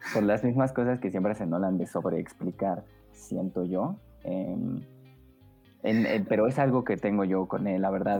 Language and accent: Spanish; Mexico; como mexicanos